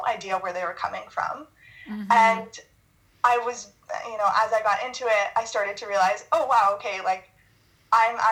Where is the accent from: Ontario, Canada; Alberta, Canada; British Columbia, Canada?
Ontario, Canada; Ottawa; because I live in, or I'm from Ottawa, so I'd never seen something like that before.